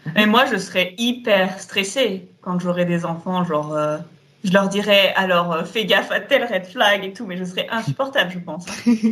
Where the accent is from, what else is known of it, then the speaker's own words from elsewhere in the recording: Auvergne-Rhône-Alpes, France; on vient de Rhône-Alpes, donc la vallée du Rhône